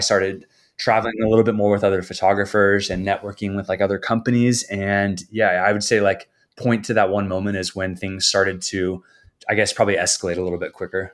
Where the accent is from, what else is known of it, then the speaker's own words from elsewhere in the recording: San Diego, California, United States; now in San Clemente, United States; I grew up in San Diego